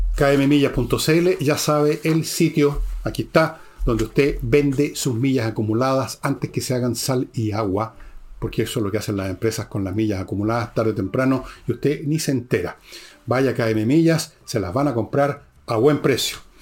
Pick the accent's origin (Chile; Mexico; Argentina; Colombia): Chile; yo me siento chileno de origen francés, alemán, italiano y un montón de weas más